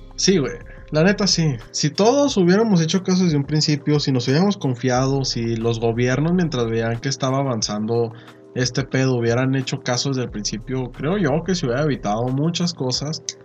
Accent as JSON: {"language": "Spanish", "country": "Mexico"}